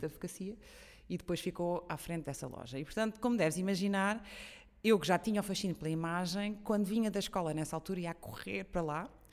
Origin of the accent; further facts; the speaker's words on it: São Miguel, Azores, Portugal; Eu sou açoriana de São Miguel, nasci e cresci lá.